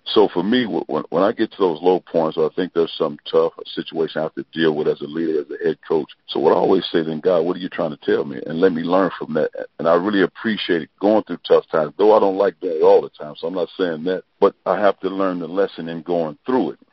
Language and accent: English; East St. Louis, Illinois, United States; moved away as an adult; also born or lived in Avellino, Italy; now in Columbia, Missouri, United States; grew up in East St. Louis, Illinois I was born in St. Louis.